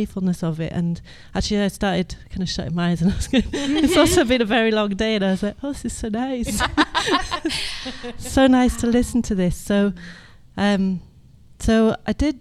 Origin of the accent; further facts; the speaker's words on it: Edinburgh, Scotland, United Kingdom; I'm from Edinburgh.